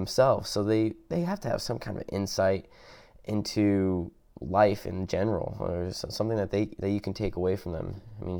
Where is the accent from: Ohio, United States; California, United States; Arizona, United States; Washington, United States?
Washington, United States; University Place; moved away; we moved from one Washington to the other, which I grew up in University Place, Washington